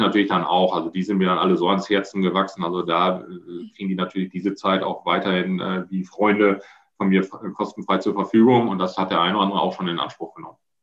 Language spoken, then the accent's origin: German; Germany; Dann hören sie erstmal nur den, den Deutschen und als ich dann Niederlands prate